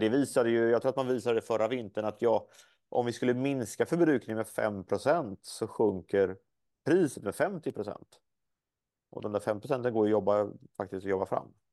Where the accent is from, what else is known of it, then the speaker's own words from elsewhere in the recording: Småland, Sweden; hemma i Småland där jag kommer ifrån